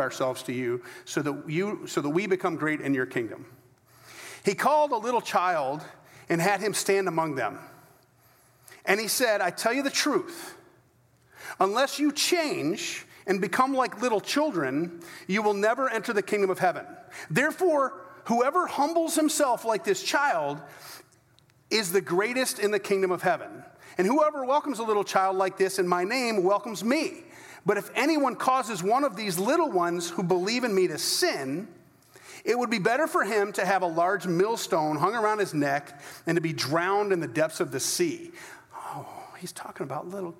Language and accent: English; United States; I'm as American as they come